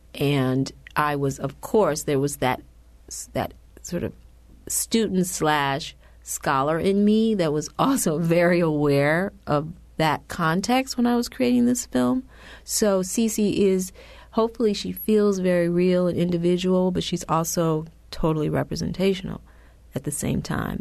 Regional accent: Detroit, Michigan, United States; I grew up in Detroit.

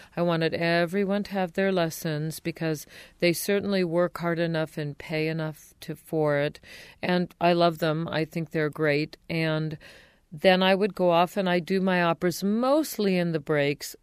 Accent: outside of Los Angeles, California, United States; also born or lived in San Diego; I was born in San Diego, but raised outside of Los Angeles

